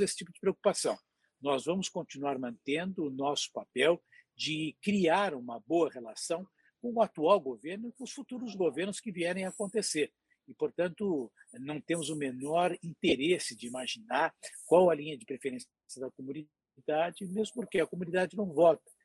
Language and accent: Portuguese; Brazil; nós como brasileiros